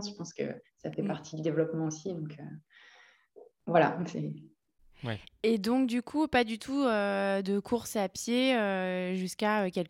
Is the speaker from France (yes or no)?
yes; Lille, Hauts-de-France, France; moved away as an adult; now in Lyon, France; J'ai vécu à Lille.